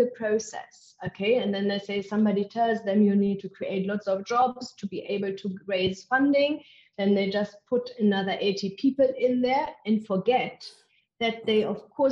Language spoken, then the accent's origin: English; Germany; English is a second language; moved away as an adult; now in South Africa; I am originally from Germany. Can't get rid of my accent